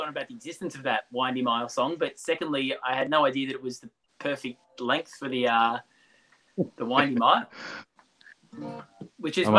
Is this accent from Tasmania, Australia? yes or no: no; Diamond Creek, Victoria, Australia; I grew up in Diamond Creek, as you guys know, and moving back to the Eltham area